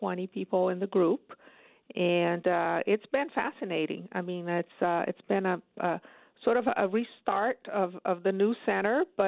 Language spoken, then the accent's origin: English; Brazil; moved away as an adult; also born or lived in upstate New York, United States; now in New York, United States; I'm originally from Brazil, but I've been in upstate for over 25 years